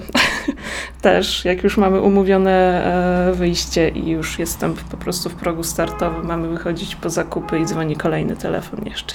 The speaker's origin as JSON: {"language": "Polish", "area": "Małoziemce", "region": "Lublin Voivodeship", "country": "Poland", "said": "Pochodzę z miejscowości Małoziemce, to jest gmina Wola"}